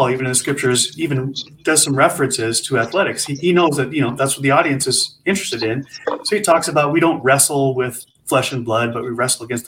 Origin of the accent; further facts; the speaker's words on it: Montana, United States; I grew up in Montana